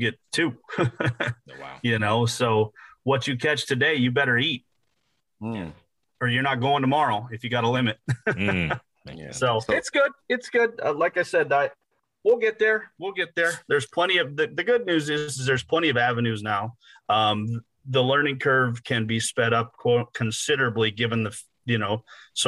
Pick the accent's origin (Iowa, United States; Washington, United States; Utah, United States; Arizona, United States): Iowa, United States; moved away as an adult; also born or lived in Southern Minnesota; At a very young age, I was moved to Iowa.